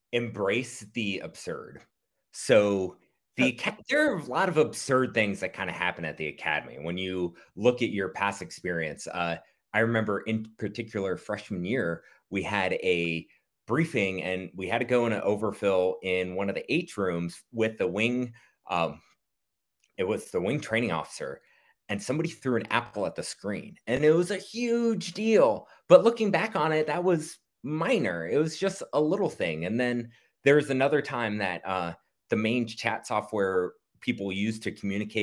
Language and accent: English; Marietta, Georgia, United States; And we moved to Marietta, Georgia, suburb of Atlanta